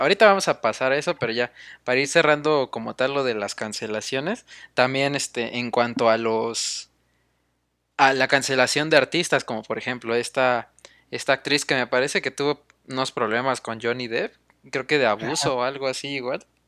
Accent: Mexico; Nosotros como mexicanos

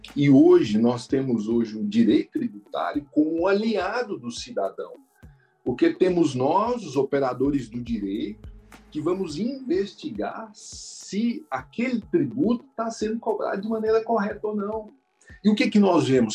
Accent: Cristalina, Goiás, Brazil; moved away; eu que vim da cidade do interior, de Cristalina, que é uma cidade produtora

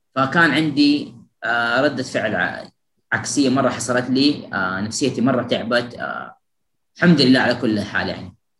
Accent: Jeddah, Makkah Province, Saudi Arabia; أنا من جدة

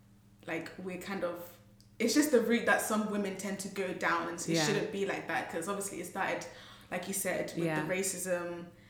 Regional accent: Ghana; I did not need to full name myself, but it's all right. I am 20 years old and I am Ghanaian.

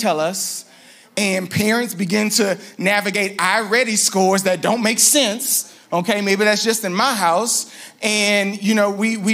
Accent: Louisiana, United States; also born or lived in New Orleans; I'm from Louisiana, so we have godparents called Parent

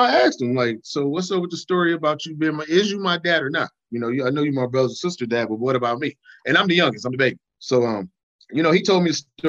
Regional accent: Minnesota, United States; also born or lived in Cleveland, Ohio; I'm originally from Cleveland. I was born in Cleveland, and I was raised in Minnesota

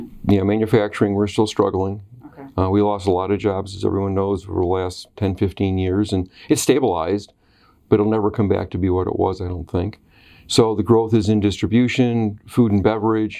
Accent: Oswego, New York, United States; also born or lived in Western Pennsylvania; I grew up in Oswego

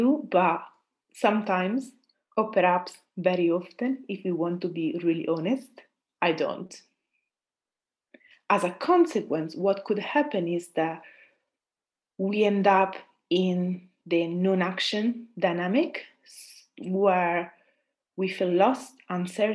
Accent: Italy; accent: Italian; English is a second language; moved away as an adult; also born or lived in Austria; I'm Italian, as you know, or might assume by my accent

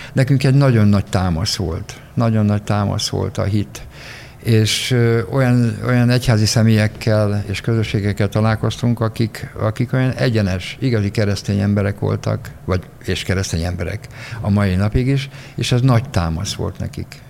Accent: Miskolc, Borsod-Abaúj-Zemplén, Hungary; moved away as an adult; now in Budapest, Hungary; Én Miskolci srác vagyok, én egy nagyon szegény családban éltem

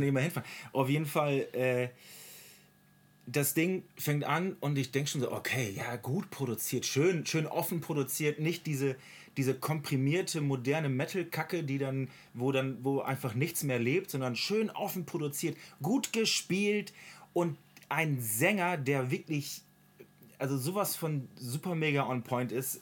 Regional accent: Oldenburg, Lower Saxony, Germany; ich als Oldenburger

